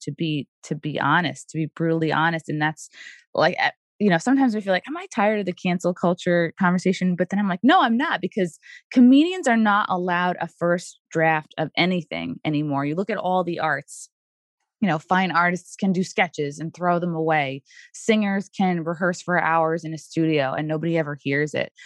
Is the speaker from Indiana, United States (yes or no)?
no; Long Island, New York, United States; born and raised on Long Island too